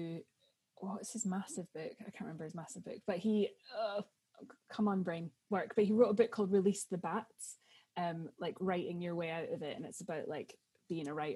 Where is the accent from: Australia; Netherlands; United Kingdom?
United Kingdom; Edinburgh, Scotland; moved away; also born or lived in London; my family are very West Coast, even though I was brought up in Edinburgh